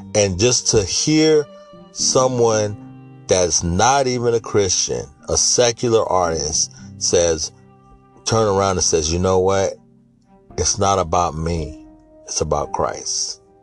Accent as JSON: {"language": "English", "town": "Sacramento", "region": "California", "country": "United States", "tie": "born or raised there", "said": "born and raised in Sacramento, California, in Northern California"}